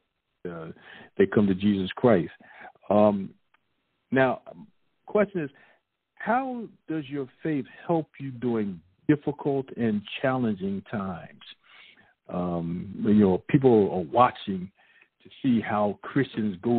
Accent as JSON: {"language": "English", "town": "Philadelphia", "region": "Pennsylvania", "country": "United States", "tie": "born or raised there", "said": "born and raised in the heart of the city, born and raised in Philadelphia"}